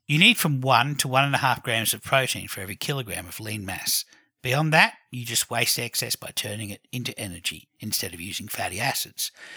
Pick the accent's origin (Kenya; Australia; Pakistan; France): Australia; also born or lived in Canberra, Australia; I'm Australian